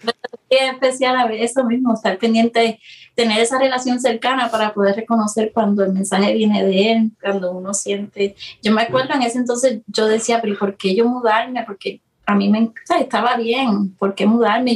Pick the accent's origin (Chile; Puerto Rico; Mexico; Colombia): Puerto Rico; moved away as an adult; now in Florida, United States; Soy de Puerto Rico, como mencionaste, de Puerto Rico. Eh, llevo aquí en Florida cinco años